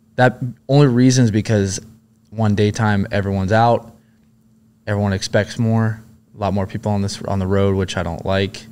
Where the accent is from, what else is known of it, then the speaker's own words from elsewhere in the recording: Huntington Beach, California, United States; Originally, I grew up in Huntington Beach, California.